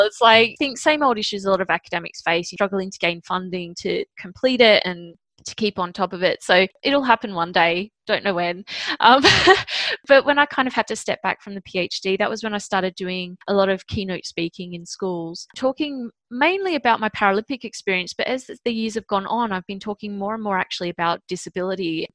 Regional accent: Sydney, New South Wales, Australia; I was born in Sydney, Australia

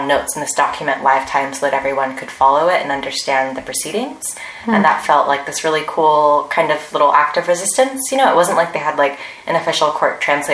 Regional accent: United States; now in South Korea; As an American

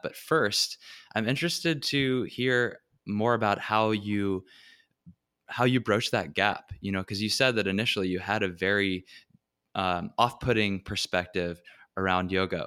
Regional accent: Richmond, Virginia, United States; my hometown, Richmond, Virginia

